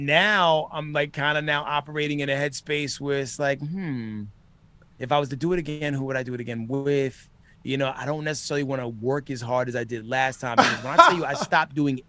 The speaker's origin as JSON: {"language": "English", "town": "New York City", "region": "New York", "country": "United States", "tie": "born or raised there", "also_born_or_lived": "Minnesota", "moved": "yes", "said": "I grew up in the Bronx"}